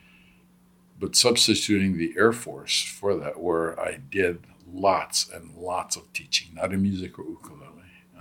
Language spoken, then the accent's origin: English; Hawaii, United States; also born or lived in Southern California; Growing up in Hawaii